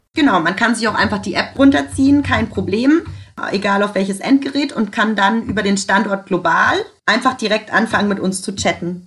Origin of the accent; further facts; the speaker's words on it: Germany; bei uns in Deutschland